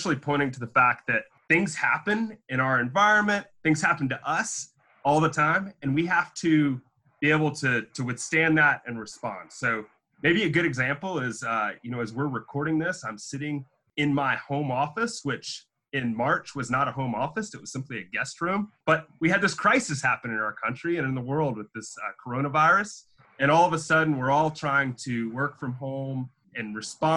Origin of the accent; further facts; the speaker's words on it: North Carolina, United States; now in Auburn, Alabama, United States; One hit my home state